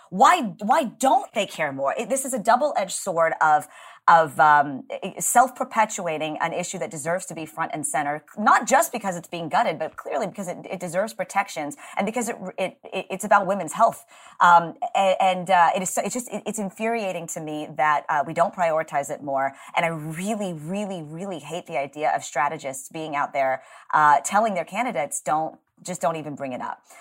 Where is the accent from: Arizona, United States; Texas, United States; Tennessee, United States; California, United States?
Texas, United States; my home state